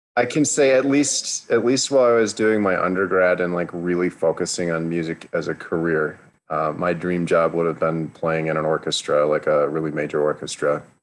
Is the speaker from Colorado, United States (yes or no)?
no; Los Alamos, New Mexico, United States; I grew up in Los Alamos, New Mexico, which is a wonderfully strange little town